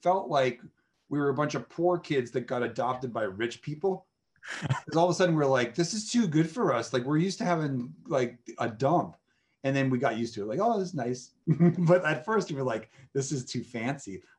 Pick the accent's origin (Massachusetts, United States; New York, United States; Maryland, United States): Massachusetts, United States; moved away; I'm from Massachusetts